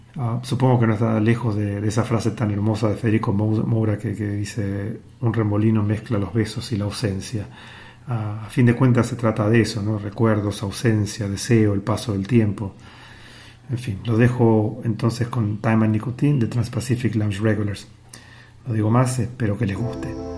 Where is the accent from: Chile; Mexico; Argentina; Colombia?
Argentina; Buenos Aires; also born or lived in New York; now in Shanghai, China; nací en Buenos Aires, viví muchos años en New York y desde el 2018 vivo en Shanghai, en China